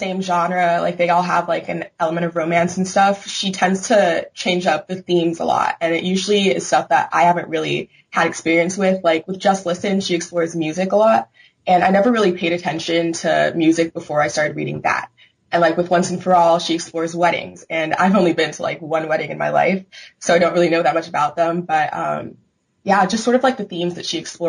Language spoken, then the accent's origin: English; Fairfax, Virginia, United States; I'm from Fairfax, Virginia. I've traveled most of my life though